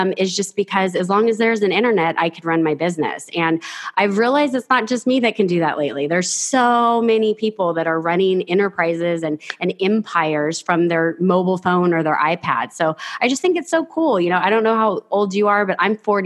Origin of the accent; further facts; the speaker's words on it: Fresno, California, United States; also born or lived in San Diego; I grew up in the Central Valley in a place mm-hmm. called Fresno. I lived there until I was 21 years old